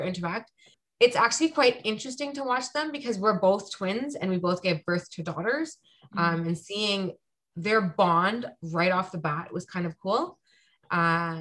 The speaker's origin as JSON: {"language": "English", "town": "Toronto", "region": "Ontario", "country": "Canada", "tie": "born or raised there", "said": "I was born and raised in Toronto"}